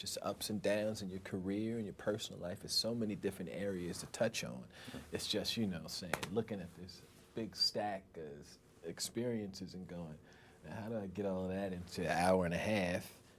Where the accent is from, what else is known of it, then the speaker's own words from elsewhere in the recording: Long Island, New York, United States; I'm from Long Island.